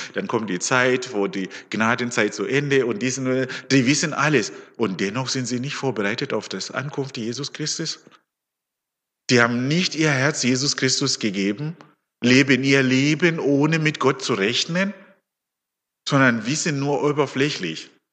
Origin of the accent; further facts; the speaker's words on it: Zimbabwe; also born or lived in Leonberg, Germany; now in Höchstadt an der Aisch, Germany; Ich komme ursprünglich aus Simbabwe.